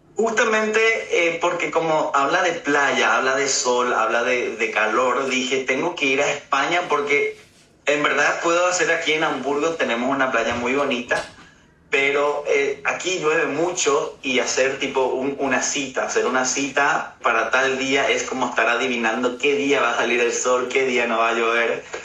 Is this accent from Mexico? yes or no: no; Paraguay; now in Germany; yo soy de Paraguay, así que tengo la cultura paraguaya y bueno, mi papá es alemán y vivo aquí en Alemania